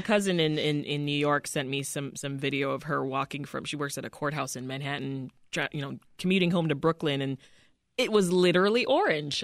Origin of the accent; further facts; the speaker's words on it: Canada; now in Chicago, United States; my hometown, Canada